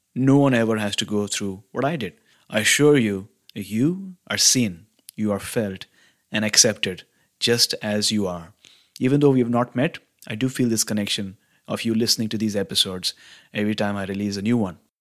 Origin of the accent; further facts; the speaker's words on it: Mumbai, Maharashtra, India; now in Vancouver, Canada; I'm originally from Mumbai, in India, which is a large city in the western state of Maharashtra.